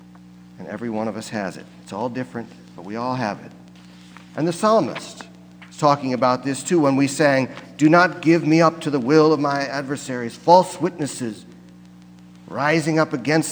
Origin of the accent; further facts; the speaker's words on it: near St. Louis, Missouri, United States; I come from Missouri, and I grew up not far from where the Missouri and the Mississippi rivers come together just above St. Louis